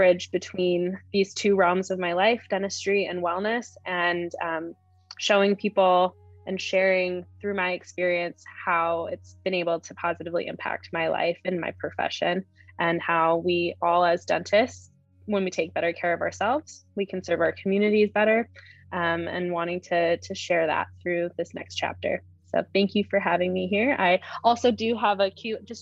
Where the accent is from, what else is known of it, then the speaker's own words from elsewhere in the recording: upstate New York, United States; moved away as an adult; also born or lived in Michigan; I'm also from upstate New York. My dad is a general dentist and he's had his practice there my whole life. So I was born and raised there